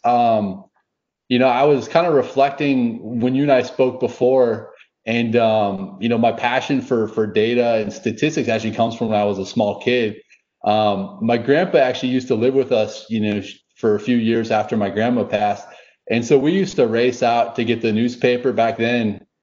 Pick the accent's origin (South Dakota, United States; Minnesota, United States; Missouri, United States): Minnesota, United States; just outside of Minneapolis; now in Dallas, United States; I grew up just outside of Minneapolis